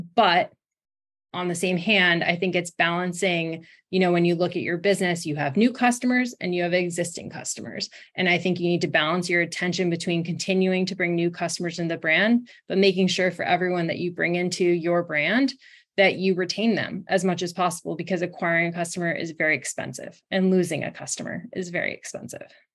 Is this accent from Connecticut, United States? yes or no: yes; Brookfield, Connecticut, United States; I grew up in Brookfield, Connecticut, which is a small town outside of Danbury